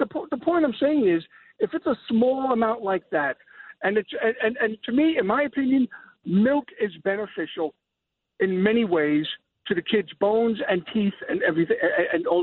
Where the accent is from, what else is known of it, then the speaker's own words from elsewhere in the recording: New York City, New York, United States; moved away as an adult; now in Pleasantville, United States; I grew up in the Bronx on Fordham, off of Fordham as a kid